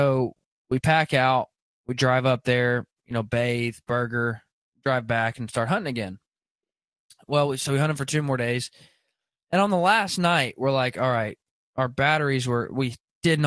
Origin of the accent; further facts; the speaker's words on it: Arkansas, United States; I grew up in Arkansas, so I got a little bit of redneck hillbilly in me